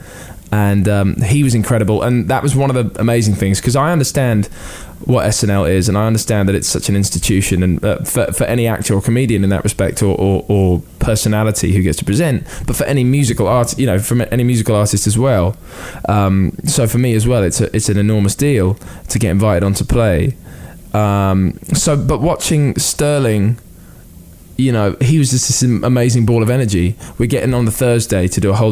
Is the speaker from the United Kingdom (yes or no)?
yes; United Kingdom; as a British person